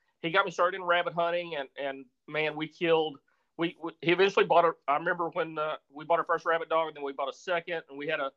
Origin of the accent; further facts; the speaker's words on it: Missouri Bootheel, United States; I grew up in a little part of Missouri called the Boot Hill. And if people aren't familiar with the geography of Missouri, it's on the southeast corner